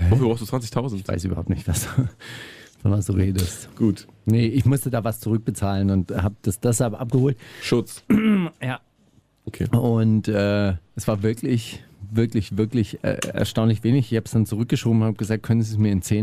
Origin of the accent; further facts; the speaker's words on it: Baden-Württemberg, Germany; gesagt, also bei äh, in, in Schwaben, da wo ich herkomme, sagt man, äh, wenn man auf der Straße ist, dann ist man auf der Gasse.